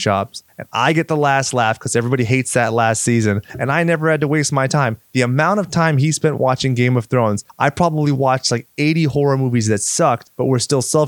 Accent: California, United States; as a Californian, I'm just proud of myself

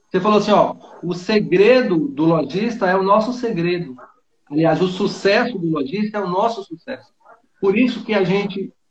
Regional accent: Bonito, Bahia, Brazil; Ah, eu sou aqui da Bahia, interior da Bahia. É, a minha cidade, Ó. ela chama é, Bonito, o nome da cidade.

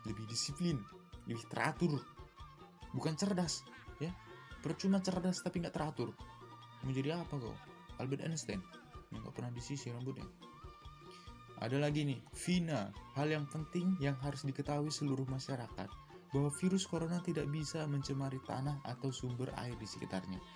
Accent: Medan, North Sumatra, Indonesia; now in Bandung, Indonesia; saya ini asli Medan asli Medan tapi orang tua sekarang ada di Riau di Riau dan ya sekarang saya tinggal di Bandung untuk kuliah dan saya sebenarnya orang Karo

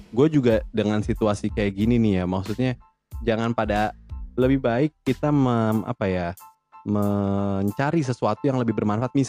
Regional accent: Bekasi, West Java, Indonesia; born there; Gue sih bukan Garut, gue emang lahir di sini di Bekasi.

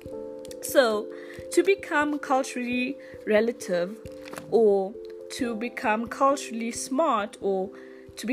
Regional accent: South Africa; I am from South Africa

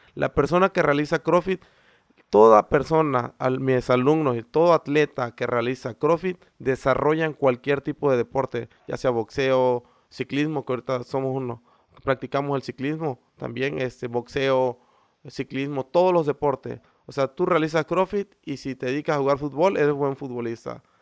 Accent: Isla, Veracruz, Mexico; Sí, soy de aquí de Isla. Este, soy de la colonia La Gravera

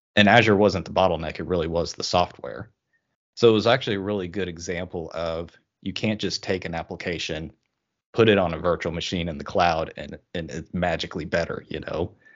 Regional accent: Oklahoma, United States; moved away as an adult; now in Washington, United States; I'm originally from Oklahoma, uh, kind of the middle America there, uh, but recently moved up to the state of Washington

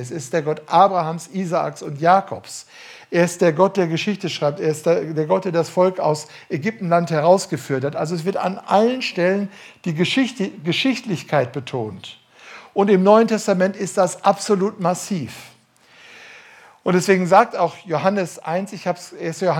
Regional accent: Duisburg, North Rhine-Westphalia, Germany; weil ich bin ganz äh, in der Landeskirche aufgewachsen und das war bei uns in Duisburg, das habe ich schon als Kind gehört.

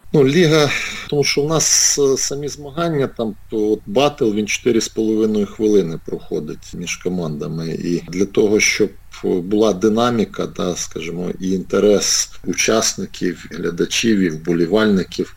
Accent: Cherkasy, Cherkasy Oblast, Ukraine; Черкаси, це саме те місто, де все почалося. Це моє рідне місто.

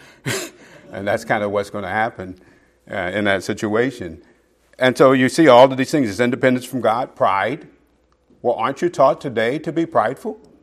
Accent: Okmulgee, Oklahoma, United States; born or raised there; moved away

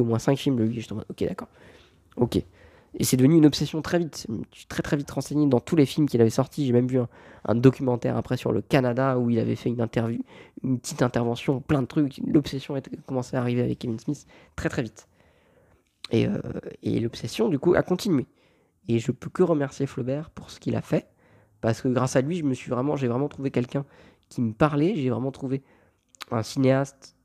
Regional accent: France; je viens de France

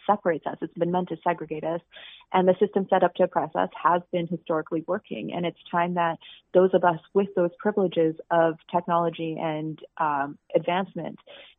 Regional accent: Alberta, Canada; now in Portland, United States; I am originally from Alberta, Canada, and I was raised throughout the prairies of Alberta and the mountains, and then I made my way down to Portland, Oregon, where I reside now.

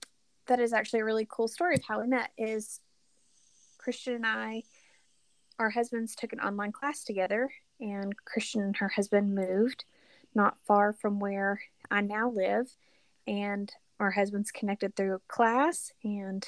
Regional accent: Knoxville, Tennessee, United States; moved away as an adult; now in Alabama, United States; I am originally from Knoxville, Tennessee, and am a transplant to the state of Alabama.

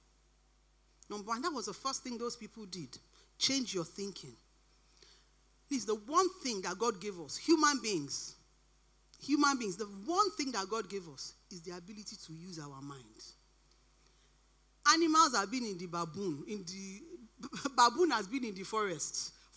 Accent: Nigeria; moved away; I grew up in Nigeria and I've been here for quite a long time

